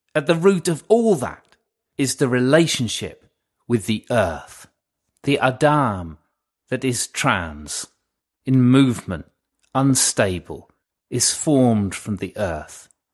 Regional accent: England, United Kingdom; now in Cornwall, United Kingdom; I am an Englishman in Cornwall

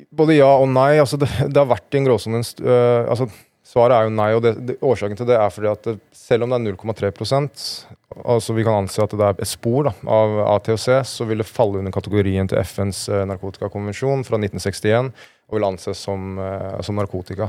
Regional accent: Norway; Jeg er fra Norge, jobber i Just Derfor

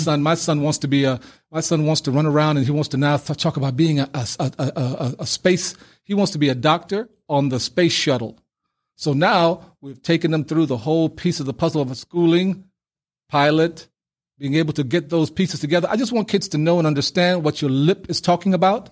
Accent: New York City, New York, United States; also born or lived in Panama City, Panama; coming into Brooklyn, New York as an eight-year-old on a student visa

